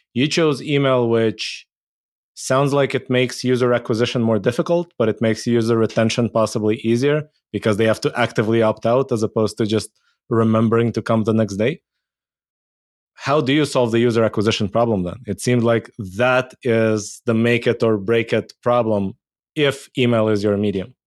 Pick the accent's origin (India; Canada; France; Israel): Israel; I grew up in Israel.